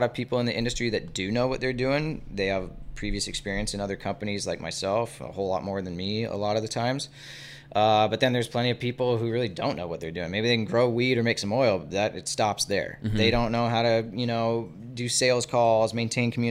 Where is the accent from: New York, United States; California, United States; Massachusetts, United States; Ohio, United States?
California, United States; Encinitas; I grew up in Encinitas